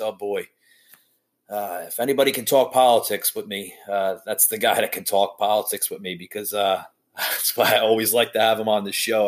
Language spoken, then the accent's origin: English; New Jersey, United States; when I grew up in New Jersey